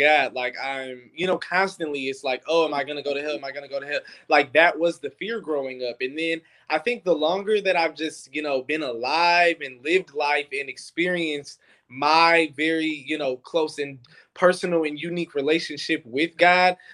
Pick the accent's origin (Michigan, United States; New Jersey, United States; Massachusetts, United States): Michigan, United States; Detroit; I grew up in Detroit